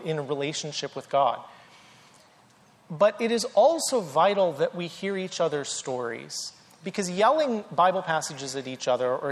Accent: North Carolina, United States; I grew up in the South, in North Carolina

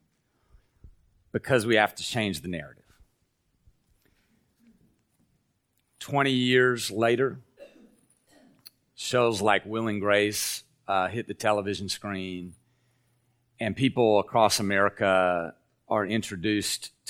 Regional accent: Appalachia, Kentucky, United States; moved away; who grew up in Appalachia, in the Southern Baptist Church

